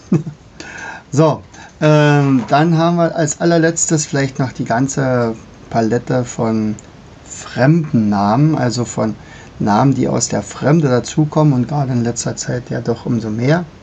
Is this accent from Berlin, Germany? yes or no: no; Brandenburg, Germany; ich komme ja hier aus dem Brandenburgischen